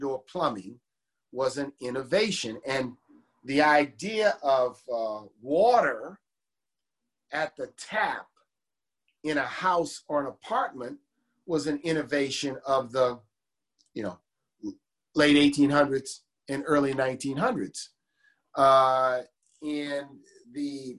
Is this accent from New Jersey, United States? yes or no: no; New Orleans, Louisiana, United States; the neighborhoods I knew growing up in the city